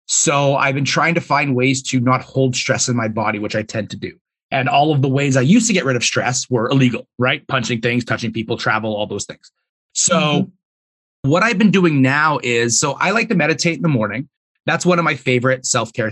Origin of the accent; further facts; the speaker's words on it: Edmonton, Alberta, Canada; So I'm born and raised in Edmonton. I still live here.